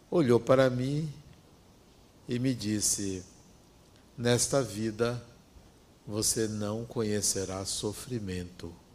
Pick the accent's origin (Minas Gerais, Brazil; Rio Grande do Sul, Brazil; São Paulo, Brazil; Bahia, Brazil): Bahia, Brazil; interior of; Vinha do interior da Bahia